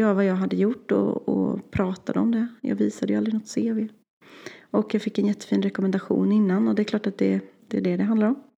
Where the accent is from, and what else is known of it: Värmland, Sweden